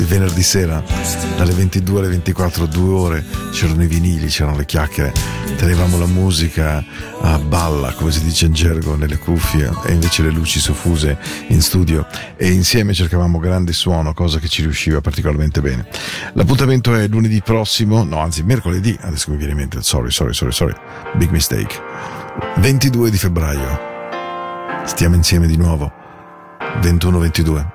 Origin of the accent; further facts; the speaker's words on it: Ticino, Switzerland; Dal Ticino